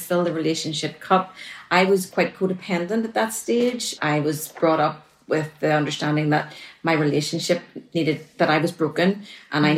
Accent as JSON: {"language": "English", "region": "Northern Ireland", "country": "United Kingdom", "said": "I'm from Northern Ireland because they'll have to adjust to my accent"}